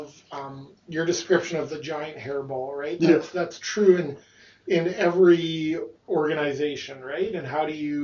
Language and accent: English; West Coast of Canada, British Columbia, Canada; now in Iowa, United States; growing up on the West Coast, where it's the one place in Canada where we did not get much snow